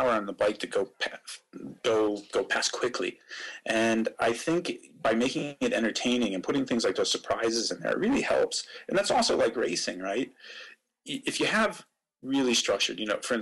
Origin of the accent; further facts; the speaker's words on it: Erie, Pennsylvania, United States; moved away as an adult; also born or lived in England / Switzerland; now in Singapore; I'm originally from Pennsylvania, from Erie, okay. up in the north of the state on the lake, and did a lot of my racing there